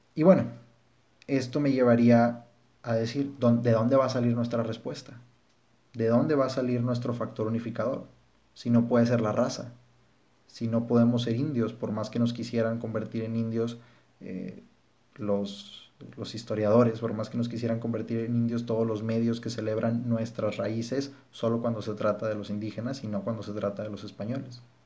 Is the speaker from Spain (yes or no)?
no; Mexico; quiénes somos como mexicanos